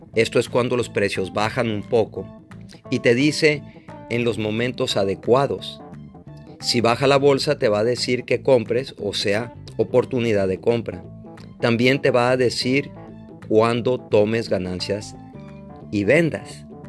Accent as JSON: {"language": "Spanish", "country": "Mexico", "said": "soy mexicano"}